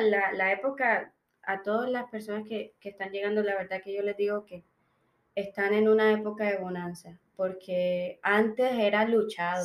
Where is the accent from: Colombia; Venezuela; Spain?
Colombia; moved away as an adult; now in Melbourne, Australia